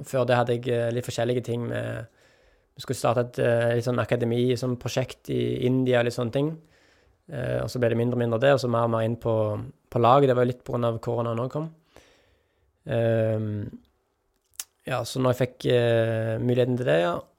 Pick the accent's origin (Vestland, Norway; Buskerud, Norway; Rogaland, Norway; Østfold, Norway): Rogaland, Norway; Jørpeland; now in Tananger, Norway; Stolt av å komme fra Jørpeland